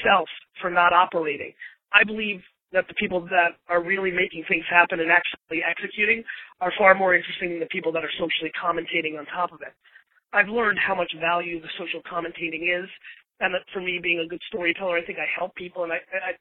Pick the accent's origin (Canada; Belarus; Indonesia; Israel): Belarus; now in United States; I was born in Belarus in the former Soviet Union.